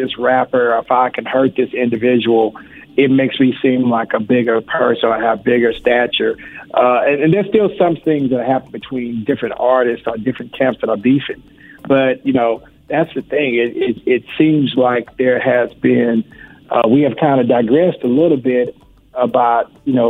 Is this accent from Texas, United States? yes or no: yes; Houston, Texas, United States; I've been very lucky and blessed that Houston is my hometown, and my hometown represents all the time